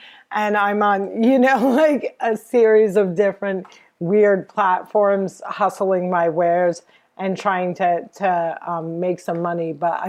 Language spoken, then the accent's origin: English; New Jersey, United States; I'm from Jersey. I hang out with my mom a lot. I'm Palestinian.